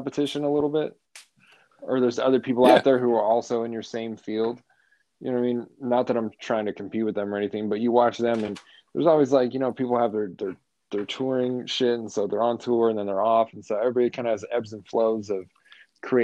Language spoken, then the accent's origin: English; Las Vegas, Nevada, United States; also born or lived in Arizona; I've been here since I can remember. Since, like, second or third grade, something like that.